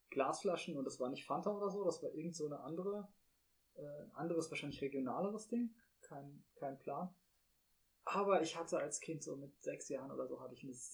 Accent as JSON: {"language": "German", "region": "Rhineland-Palatinate", "country": "Germany", "said": "also ich komme aus Rheinland-Pfalz"}